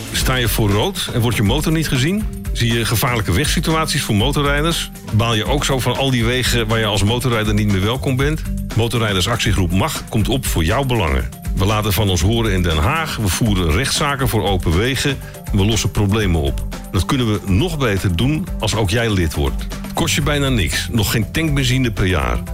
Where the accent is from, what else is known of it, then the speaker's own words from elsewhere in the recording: Curaçao; moved away; Ik ben opgegroeid op Curaçao